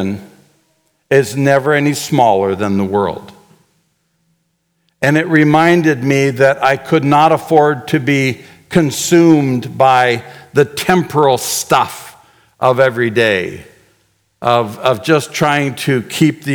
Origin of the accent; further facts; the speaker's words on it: Canada; moved away as an adult; also born or lived in Chaco, Paraguay; As a Canadian boy